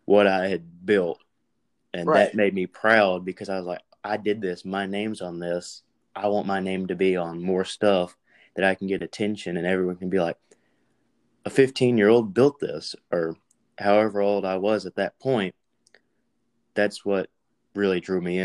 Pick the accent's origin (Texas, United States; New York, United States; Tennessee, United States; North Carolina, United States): Tennessee, United States; Milan; I'm from Milan, Tennessee